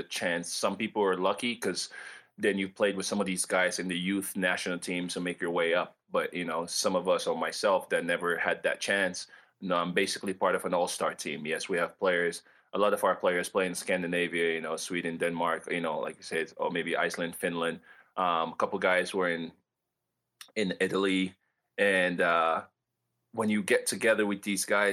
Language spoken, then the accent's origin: English; Sierra Leone; now in United States; they called me American back in Sierra Leone